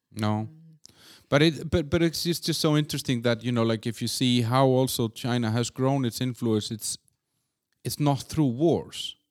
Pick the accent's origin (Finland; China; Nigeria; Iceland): Iceland; also born or lived in Copenhagen, Denmark; now in Czech Republic; I'm from Iceland